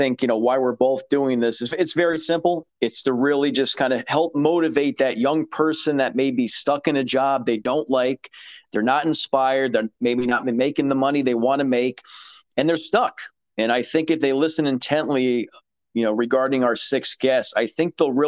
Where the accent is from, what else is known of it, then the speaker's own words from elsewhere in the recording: Fairfield County, Connecticut, United States; I'm born and raised here in Fairfield County, Connecticut